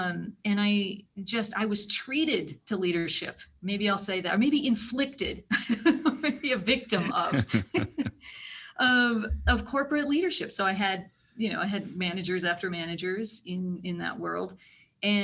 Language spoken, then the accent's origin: English; small town Iowa, United States; I am from small town Iowa. Born in small town Iowa, you know, went through school